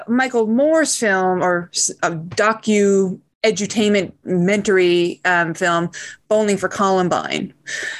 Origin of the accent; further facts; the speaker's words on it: Newfoundland and Labrador, Canada; I come from Newfoundland. Newfoundland, you know, it's not dangerous